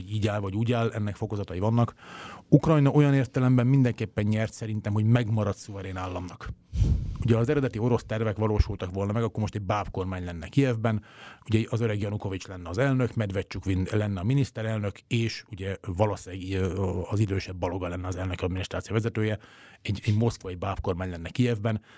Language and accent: Hungarian; Hungary; én magyarként